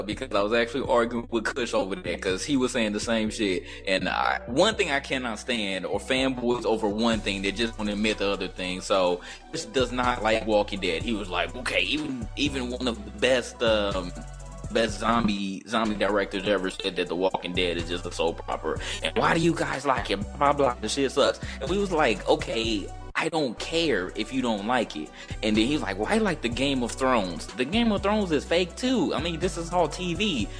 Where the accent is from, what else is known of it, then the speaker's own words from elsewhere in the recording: Midwest, United States; I'm from the Midwest